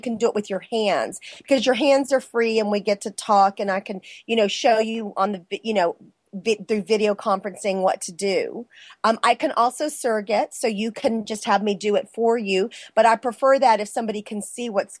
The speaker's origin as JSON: {"language": "English", "town": "San Antonio", "region": "Texas", "country": "United States", "tie": "born or raised there", "moved": "yes", "said": "I'm from San Antonio, so all my friends were military"}